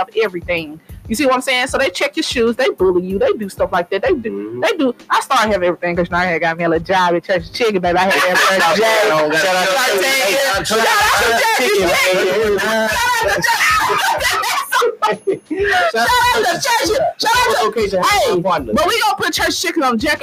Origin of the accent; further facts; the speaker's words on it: Memphis, Tennessee, United States; I'm from North Memphis. I went to Cypress Middle School